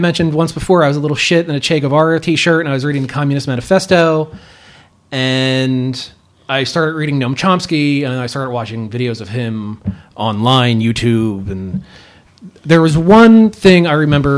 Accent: Philadelphia, Pennsylvania, United States; I came from Southwest Philadelphia in a neighborhood that is destitute now

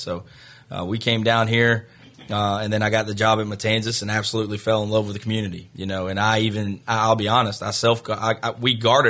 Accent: Tennessee, United States; I'm from Tennessee originally.

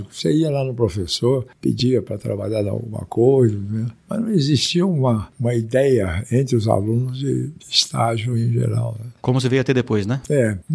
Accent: Minas Gerais, Brazil; É, porque eu sou mineiro, né?

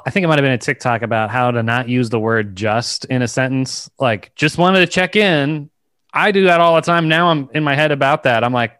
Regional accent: Virginia, United States; moved away; I grew up in Virginia

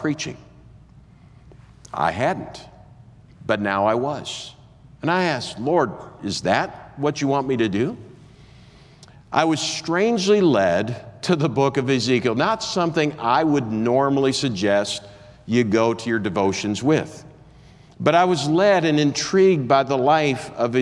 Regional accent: Minnesota, United States; I grew up in Minnesota

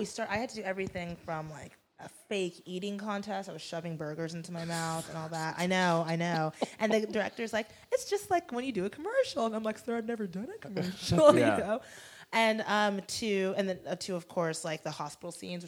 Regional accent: Florida, United States; moved away as an adult; also born or lived in Durham, North Carolina; now in Los Angeles, United States; I'm from Florida.

